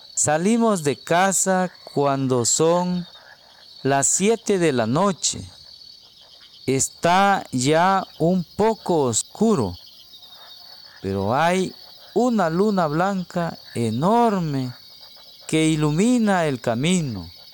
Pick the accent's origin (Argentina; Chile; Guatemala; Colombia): Guatemala; soy de Guatemala